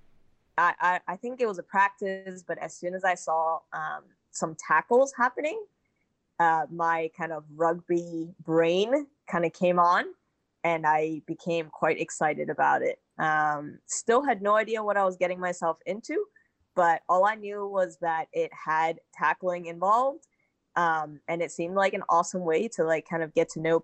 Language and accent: English; Hong Kong; moved away as an adult; also born or lived in Boston, United States; I played basketball and rugby growing up in Hong Kong